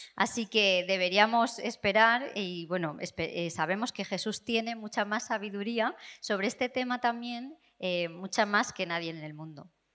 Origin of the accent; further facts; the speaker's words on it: England, United Kingdom; Spanish is a second language; vengo de Inglaterra